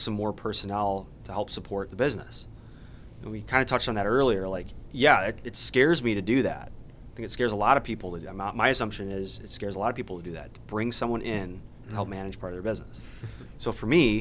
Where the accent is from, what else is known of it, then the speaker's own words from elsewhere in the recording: Chicagoland, Illinois, United States; we all kind of from Chicagoland